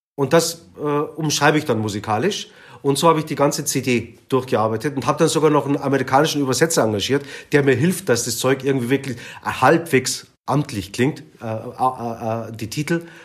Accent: Munich, Bavaria, Germany; Also meine Eltern kamen aus der Türkei und ich bin hier in München geboren

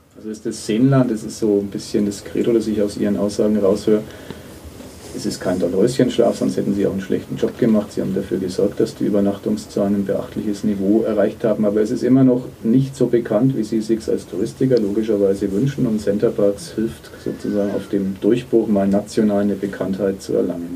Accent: Nuremberg, Bavaria, Germany; als Nürnberger

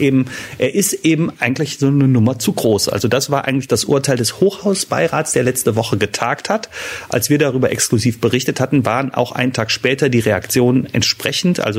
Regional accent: Düsseldorf, North Rhine-Westphalia, Germany; Eine kurze Frage als Düsseldorfer.

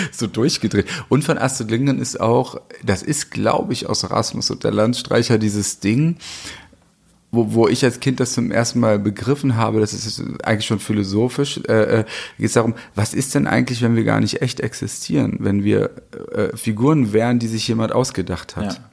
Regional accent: West Germany, Germany; ich bin ja in Westdeutschland groß geworden

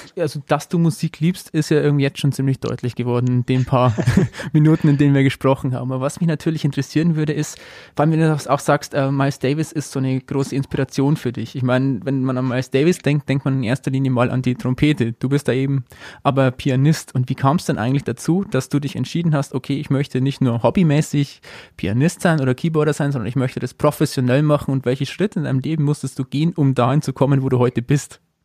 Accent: Amberg, Bavaria, Germany; bin ich in Amberg aufgewachsen

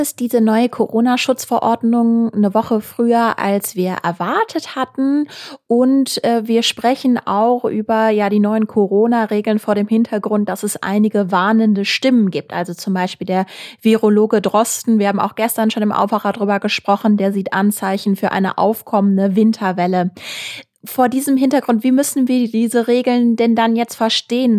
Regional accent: Essen, North Rhine-Westphalia, Germany; meiner Heimatstadt Essen

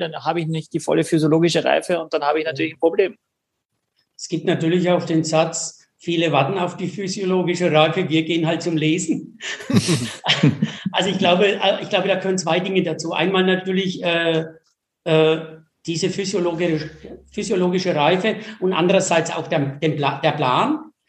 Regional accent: Franconia, Bavaria, Germany; also born or lived in Escherndorf; bei uns in Franken

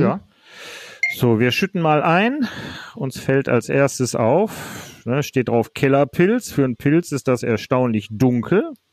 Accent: Duisburg, North Rhine-Westphalia, Germany; now in Krefeld, Germany; ich bin gebürtiger Duisburger, aber ich wohne in Krefeld

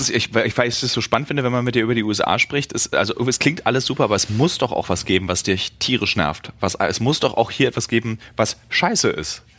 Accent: Berlin, Germany; als Berliner

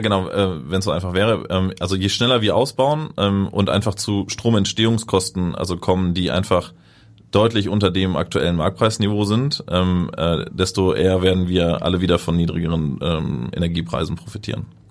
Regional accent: Germany

